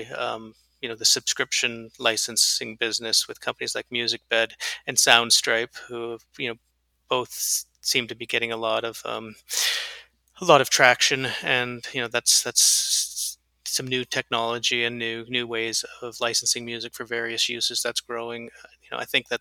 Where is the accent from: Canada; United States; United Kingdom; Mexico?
Canada; moved away; I grew up in Canada, so I'm a Canadian and an American